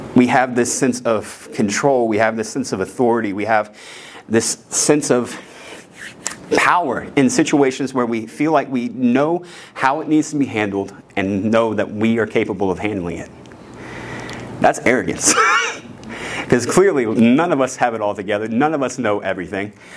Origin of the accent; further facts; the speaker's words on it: West Virginia, United States; I'm a redneck from West Virginia